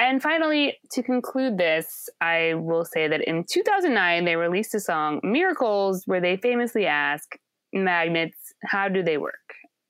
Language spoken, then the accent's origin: English; Indiana, United States; when I was a kid growing up in Indiana.